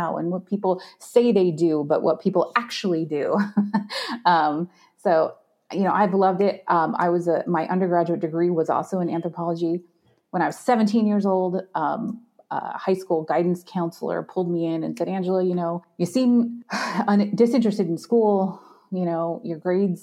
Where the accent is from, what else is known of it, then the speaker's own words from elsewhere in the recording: Arizona, United States; also born or lived in Washington State; I'm from Arizona and it's 120 degrees in the shade in the summertime